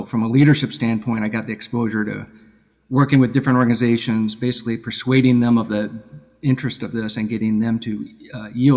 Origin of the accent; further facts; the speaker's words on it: Seattle, Washington, United States; moved away as an adult; also born or lived in Boston area, Massachusetts; now in Massachusetts, United States; I was born out in Seattle, Washington, actually, and worked out there when I went to undergrad